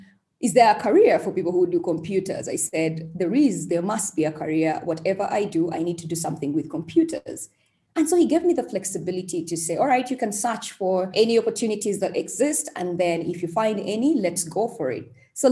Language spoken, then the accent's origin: English; Uganda; also born or lived in Kampala / Mbarara; I was born in Uganda, of course. and born to very normal parents in Kampala, in Mbarara. Actually, they are in Mbarara right now. That's where our ancestral place is. Mbarara is one of the districts in Uganda.